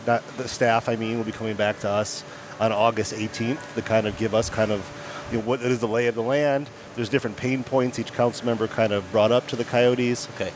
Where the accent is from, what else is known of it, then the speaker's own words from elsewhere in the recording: Lansing, Michigan, United States; now in Tempe, United States; I'm from Lansing, Michigan, so I grew up and remain, unfortunately, a long-suffering Detroit sports fan